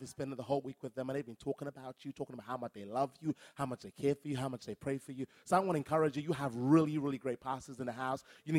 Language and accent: English; Brisbane, Queensland, Australia; But like I said … I'm from Brisbane.